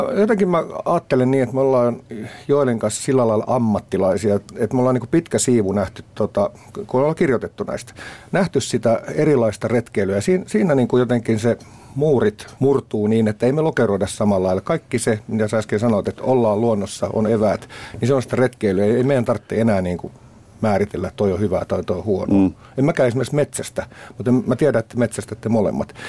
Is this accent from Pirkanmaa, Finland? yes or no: no; Vantaa, Uusimaa, Finland; se mun juuret on Tikkurilassa, mikä on tavallaan kylä. Ja tota, meillä oli pajupeltoja ja siellä me tehtiin majoja.